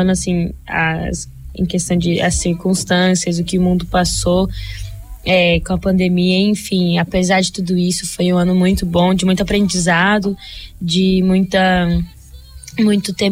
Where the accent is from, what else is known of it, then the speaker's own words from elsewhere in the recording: New Jersey, United States; eu nasci em New Jersey. É, minha vida toda cresci no mesmo estado, é, mesma cidade.